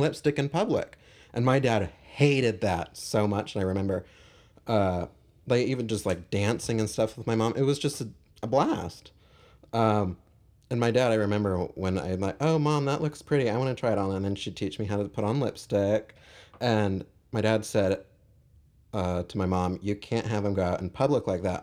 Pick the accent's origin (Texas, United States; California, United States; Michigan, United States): California, United States; Irvine; I grew up in Irvine